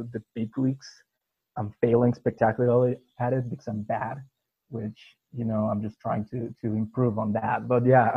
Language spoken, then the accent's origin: English; Puebla, Mexico; my hometown club, Puebla FC